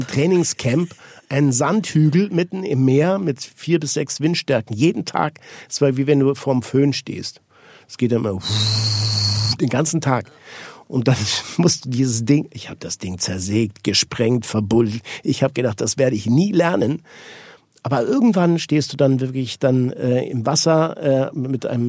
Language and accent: German; Switzerland; ich bin Schweizer.